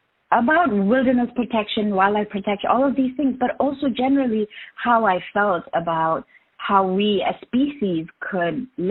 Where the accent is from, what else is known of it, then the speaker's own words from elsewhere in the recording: Sikkim, India; So I come from the Bhutia community, which is one of the three communities in Sikkim.